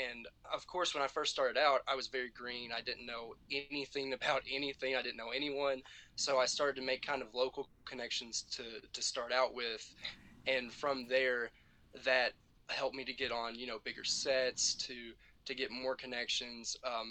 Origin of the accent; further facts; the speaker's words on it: Kentucky, United States; now in Richmond, United States; I am actually from Eastern Kentucky.